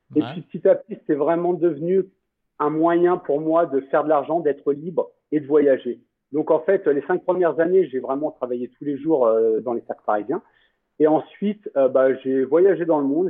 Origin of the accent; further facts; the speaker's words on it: France; now in Costa Rica; en tant que Français